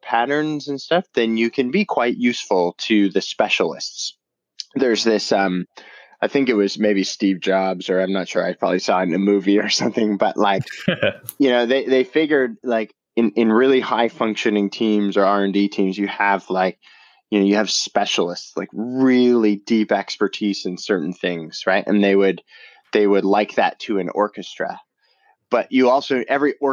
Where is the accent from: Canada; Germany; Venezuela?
Canada; I grew up in Canada. I did my undergraduate there at McMaster University in Hamilton